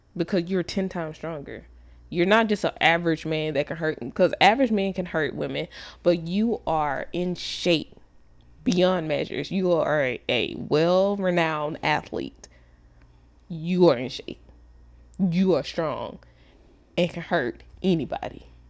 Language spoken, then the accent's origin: English; Dallas, Texas, United States; I'm from Dallas